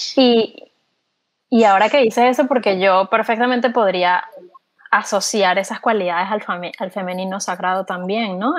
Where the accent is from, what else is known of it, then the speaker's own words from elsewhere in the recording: Venezuela; now in Texas, United States; nosotras somos, los tres somos venezolanos